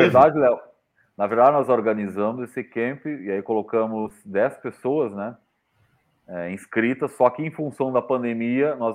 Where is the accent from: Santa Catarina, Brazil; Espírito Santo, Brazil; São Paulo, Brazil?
Santa Catarina, Brazil; eu sou de Santa Catarina